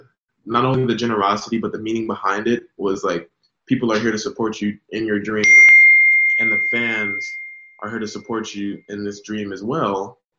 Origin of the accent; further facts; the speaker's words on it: California, United States; moved away as an adult; So I went from Cali, from like this, like no humidity. Mind you, doesn't affect me humidity because I'm island. I got it in my blood to be in the humid.